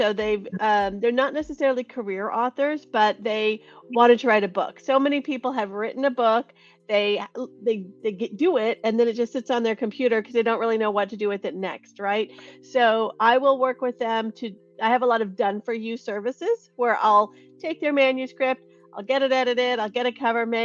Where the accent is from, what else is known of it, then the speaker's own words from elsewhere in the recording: Cupertino, California, United States; I'm born and raised in Silicon Valley, grew up in Cupertino